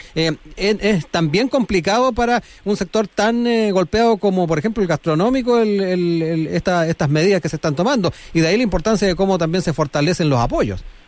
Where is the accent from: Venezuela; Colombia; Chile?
Chile; somos los chilenos